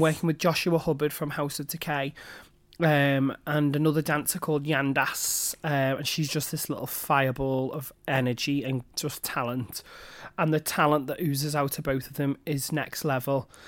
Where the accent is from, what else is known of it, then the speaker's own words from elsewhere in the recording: Manchester, North West England, United Kingdom; I'm from Manchester, born and bred